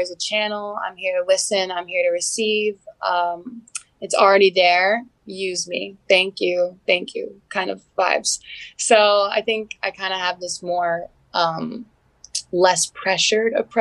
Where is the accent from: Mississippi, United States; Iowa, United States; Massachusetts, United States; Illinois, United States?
Mississippi, United States; I'm from Mississippi